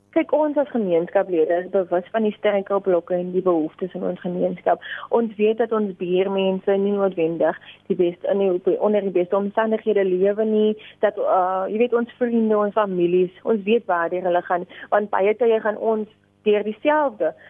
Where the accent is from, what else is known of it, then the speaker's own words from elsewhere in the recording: South Africa; as 'n Afrikaner, as 'n jong Suid-Afrikaner